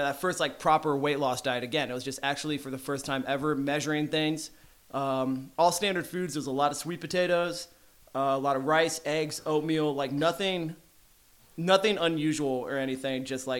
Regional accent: Arlington, Texas, United States; Arlington, Texas.

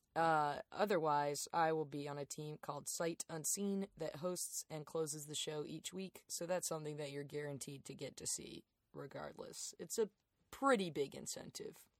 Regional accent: Darlington, South Carolina, United States; moved away as an adult; also born or lived in Athens, Georgia / Lancaster, South Carolina; now in Chicago, United States; we moved to Darlington

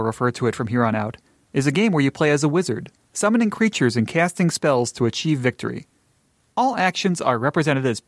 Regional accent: Buffalo, New York, United States; my hometown of Buffalo, New York

